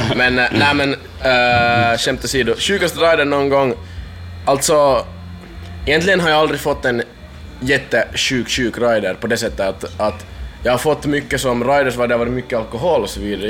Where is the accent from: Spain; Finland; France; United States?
Finland; Min hemstad är typ 70 kilometer ifrån